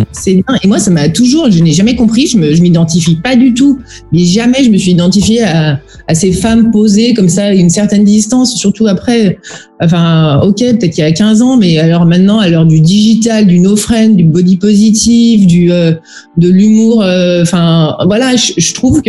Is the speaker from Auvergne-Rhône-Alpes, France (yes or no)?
yes; Auvergne-Rhône-Alpes, France; je suis originaire d'Auvergne